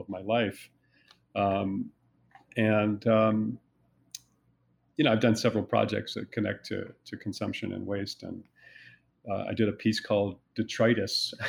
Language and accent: English; New Jersey, United States; where I was growing up in New Jersey